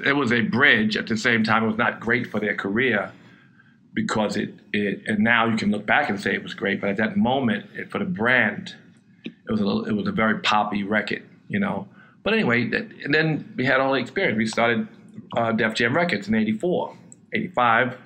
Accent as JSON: {"language": "English", "town": "New York City", "region": "New York", "country": "United States", "tie": "born or raised there", "said": "I grew up in Queens. Um, it was a lower middle class neighborhood."}